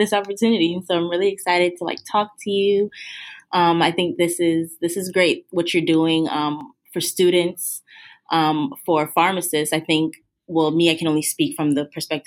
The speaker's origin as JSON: {"language": "English", "town": "Miami", "region": "Florida", "country": "United States", "moved": "as an adult", "lives_now": "Washington, D.C., United States", "said": "I'm originally from Miami, Florida, and so I made the move to Washington, D.C. specifically for pharmacy school"}